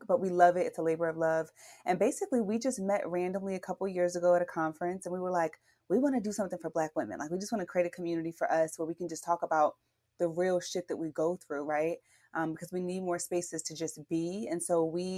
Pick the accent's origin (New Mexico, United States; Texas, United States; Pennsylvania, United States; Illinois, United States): Pennsylvania, United States; Philadelphia; now in Oakland, United States; I'm from Philly originally